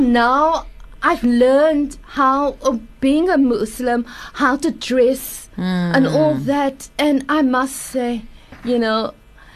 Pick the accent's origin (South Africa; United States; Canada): South Africa; Cape Town, Western Cape; I grew up, in fact, in Belleville South.